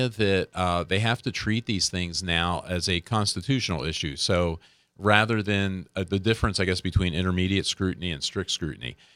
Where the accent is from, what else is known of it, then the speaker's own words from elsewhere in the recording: United States; my right as a uh, you know as an American as a citizen